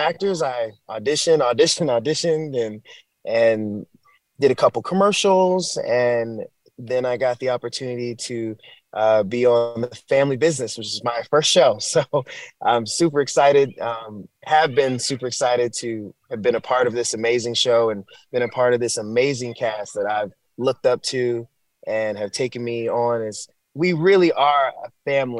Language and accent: English; Clinton, Maryland, United States; moved away as an adult; also born or lived in Fort Worth, Texas; now in Los Angeles, United States; I'm born and raised in Maryland, PG County, Clinton, Maryland, the DMV